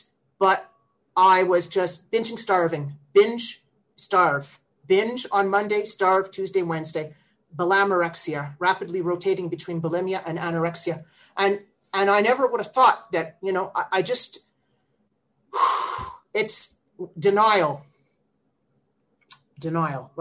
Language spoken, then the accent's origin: English; Ottawa, Ontario, Canada; I'm from Ottawa, Ontario, Canada